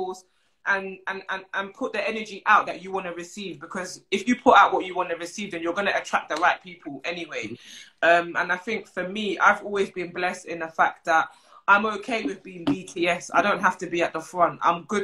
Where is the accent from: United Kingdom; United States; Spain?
United Kingdom; London; I'm from Brixton, South London